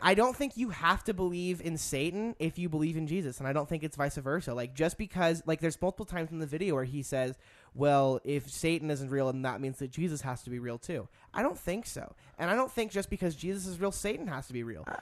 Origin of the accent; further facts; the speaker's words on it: United States; being an American.